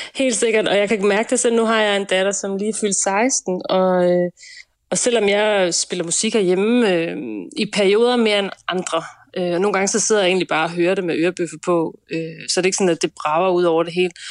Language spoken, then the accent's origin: Danish; Nyborg, Southern Denmark, Denmark; vi er i Nyborg, 5800 Nyborg, ja. øh, hvor jeg er vokset op